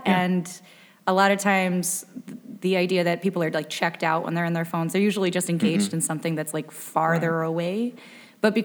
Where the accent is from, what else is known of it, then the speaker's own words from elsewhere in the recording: Waterford, Michigan, United States; I grew up in White Lake, Waterford, you know, like outside of Pontiac.